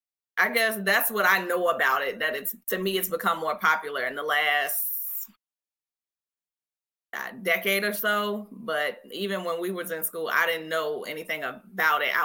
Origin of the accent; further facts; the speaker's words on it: Richmond, Virginia, United States; I'm from Richmond. When I was in high school, we ain't had it.